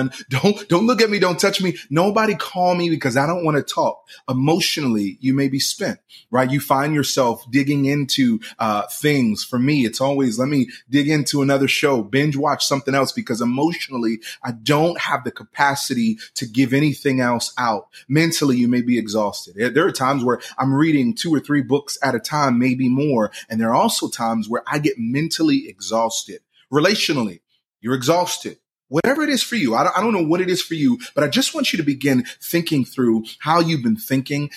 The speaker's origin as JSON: {"language": "English", "town": "Philadelphia", "region": "Pennsylvania", "country": "United States", "said": "I'm from Philly"}